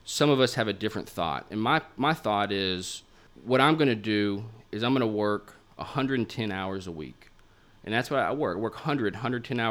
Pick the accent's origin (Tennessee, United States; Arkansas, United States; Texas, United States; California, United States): Arkansas, United States; Little Rock; moved away as an adult; also born or lived in New York City; now in Little Rock, United States; my hometown of Little Rock